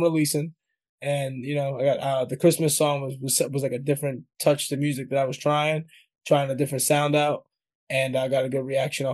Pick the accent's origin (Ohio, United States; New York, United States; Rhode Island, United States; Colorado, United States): New York, United States; I'm from New York, man. Like, I'm not British.